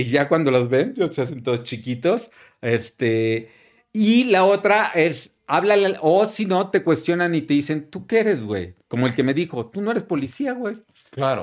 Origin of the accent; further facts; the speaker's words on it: Mexico City, Mexico; moved away as an adult; also born or lived in Miami; como chilango